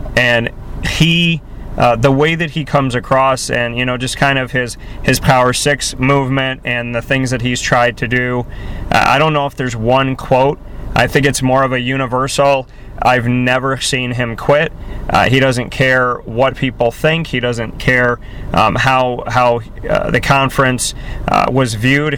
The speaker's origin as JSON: {"language": "English", "town": "Syracuse", "region": "New York", "country": "United States", "tie": "born or raised there", "said": "Syracuse is my hometown, and uh, I uh, came back up here to start my company."}